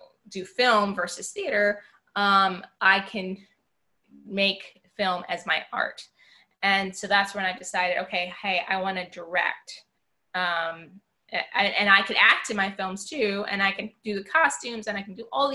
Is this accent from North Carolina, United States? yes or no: no; Long Island, New York, United States; I grew up in New York on Long Island